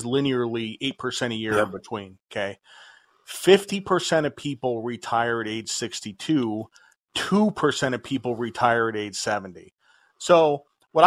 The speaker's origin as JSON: {"language": "English", "country": "United States", "said": "Americans are puritanical. You know, we're descended from the Puritans"}